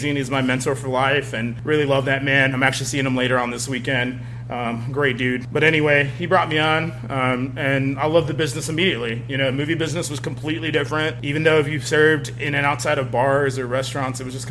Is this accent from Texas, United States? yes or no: yes; Eagle Pass, Texas, United States; I come from Eagle Pass, Texas. It's a small town, and I definitely wanted to help provide with my family